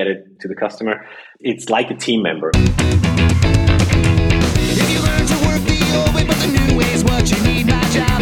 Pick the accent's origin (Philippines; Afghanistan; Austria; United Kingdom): Austria; as people can hear, I'm from Austria